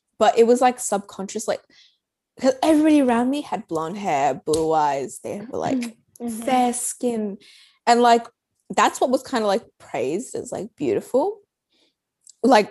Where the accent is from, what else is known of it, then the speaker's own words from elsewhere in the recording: Australia; I was born and raised in Australia